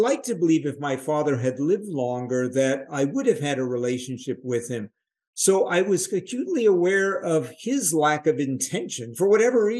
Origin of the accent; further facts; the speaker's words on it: New York City, New York, United States; I grew up in New York City